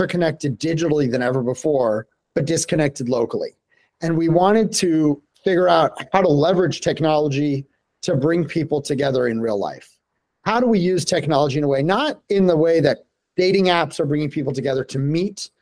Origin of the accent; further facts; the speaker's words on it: Denver, Colorado, United States; moved away as an adult; born and raised in Denver, Colorado